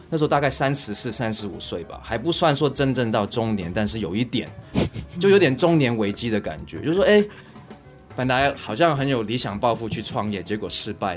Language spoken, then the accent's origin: Chinese; Hong Kong; now in Taiwan; 我小时候在香港长大啦，那，但是我家里人都是台湾人。那时候后来跟家里人搬回台湾之后